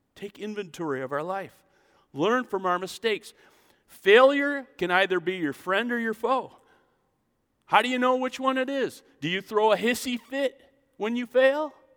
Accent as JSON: {"language": "English", "country": "United States", "said": "I'm an American"}